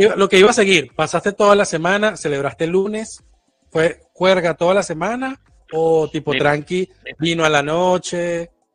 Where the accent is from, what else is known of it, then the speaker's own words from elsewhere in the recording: Portuguesa, Venezuela; now in Argentina; soy de portuguesa